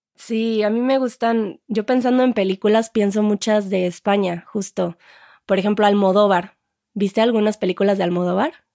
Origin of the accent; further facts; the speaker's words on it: Mexico; nosotros los mexicanos